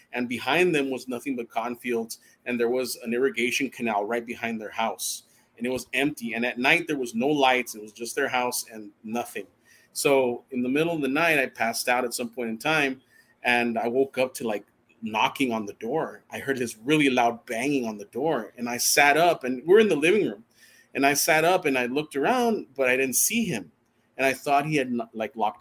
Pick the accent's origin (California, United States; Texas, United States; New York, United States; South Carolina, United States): Texas, United States; El Paso; growing up in El Paso